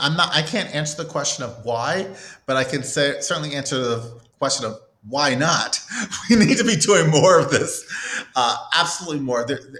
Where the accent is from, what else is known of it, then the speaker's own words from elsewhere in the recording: Cleveland, Ohio, United States; moved away as an adult; Passion for the arts sort of was built into my Cleveland DNA as a kid growing up in Cleveland and most of that time in Glenville, close to University Circle as a child in school